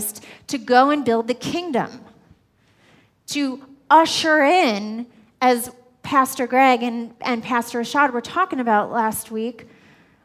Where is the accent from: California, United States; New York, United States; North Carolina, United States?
New York, United States; I'm a New Yorker